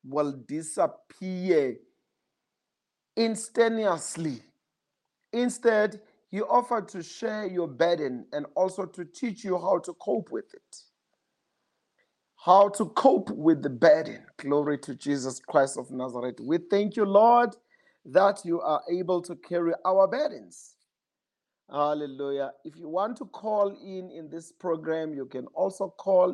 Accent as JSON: {"language": "English", "town": "Johannesburg", "region": "Gauteng", "country": "South Africa", "said": "I'm from Johannesburg"}